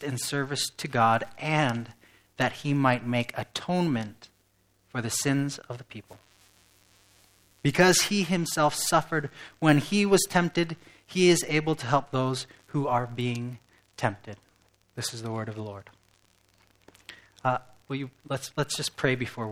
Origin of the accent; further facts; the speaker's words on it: England, United Kingdom; moved away as an adult; now in West Michigan, United States; I was raised in England, but I've lived in West Michigan